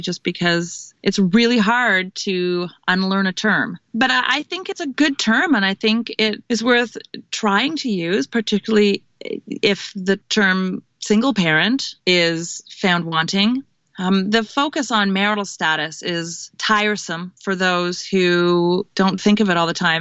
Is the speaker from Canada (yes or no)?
yes; Canada; now in United States; I'm Canadian.